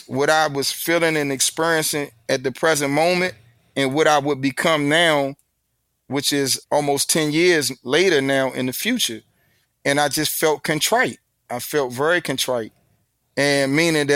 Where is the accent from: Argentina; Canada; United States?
United States; Washington, District of Columbia; accent: D.C. vernacular; I'm from the South, so we talk different anyway. Our vernacular, we have a unique vernacular in D.C. because we're in between the Deep South and the prestigious North